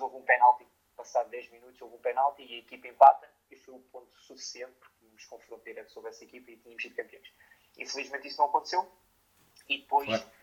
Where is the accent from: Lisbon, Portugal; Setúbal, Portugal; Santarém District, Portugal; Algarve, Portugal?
Setúbal, Portugal; Sesimbra; eu sou natural de Sesimbra